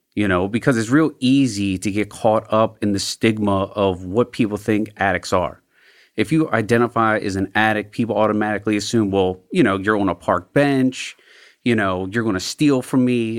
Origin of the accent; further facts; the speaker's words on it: Glen Burnie, Maryland, United States; also born or lived in South Baltimore; I grew up in Glen Burnie in the county